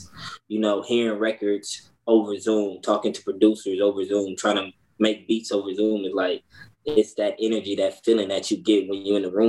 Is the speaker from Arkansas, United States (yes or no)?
no; Los Angeles, California, United States; I'm from Los Angeles, California, 29 years old